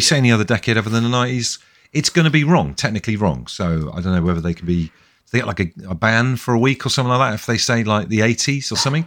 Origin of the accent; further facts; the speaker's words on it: Devon, South West England, United Kingdom; I'm from Devon